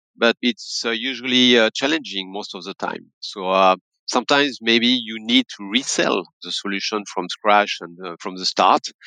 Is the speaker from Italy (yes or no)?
no; France; accent: French; English is a second language; also born or lived in Paris; my accent will tell you that I'm French, based in Paris